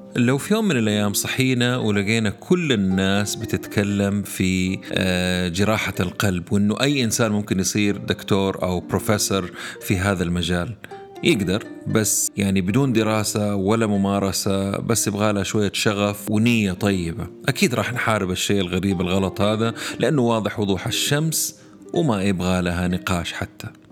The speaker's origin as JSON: {"language": "Arabic", "country": "Saudi Arabia", "said": "عندنا هنا في السعودية"}